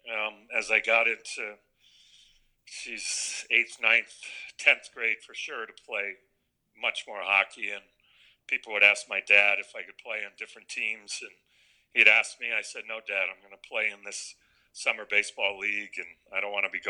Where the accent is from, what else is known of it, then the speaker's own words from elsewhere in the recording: Connecticut, United States; also born or lived in Corpus Christi, Texas / California / Washington; I grew up in Connecticut since I was six years old